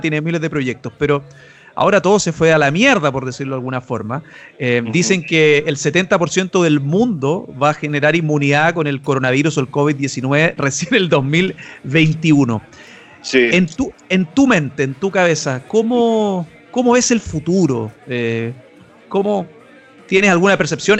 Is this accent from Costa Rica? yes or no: no; Chile; nosotros como chilenos, como latinos